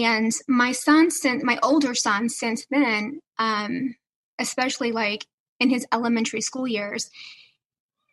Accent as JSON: {"language": "English", "region": "the South", "country": "United States", "said": "I'm from the South. So everything was, yes, ma'am, we better have good manners."}